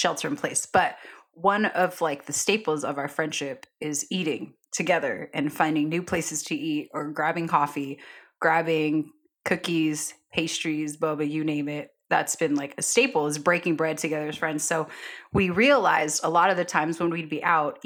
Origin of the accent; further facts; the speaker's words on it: Bay Area, California, United States; also born or lived in Honduras / San Francisco; now in Sacramento, United States; grew up in the Bay